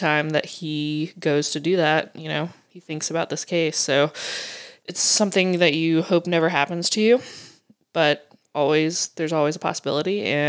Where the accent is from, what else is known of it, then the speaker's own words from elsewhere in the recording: the South, United States; accent: southern; now in Maine, United States; maybe living in Maine for the last 6 years is calmed my southern accent.